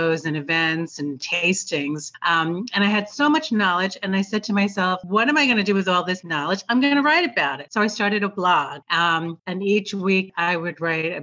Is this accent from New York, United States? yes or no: yes; New York, United States; moved away as an adult; also born or lived in Long Island; now in Tampa, United States; I am such a New Yorker